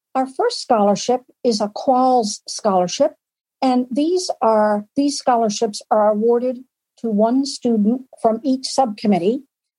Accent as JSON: {"language": "English", "region": "Massachusetts", "country": "United States", "said": "I'm from Massachusetts"}